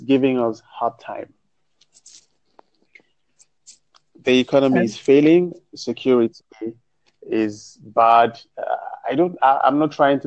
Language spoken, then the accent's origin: English; Nigeria; as a Nigerian, it's expected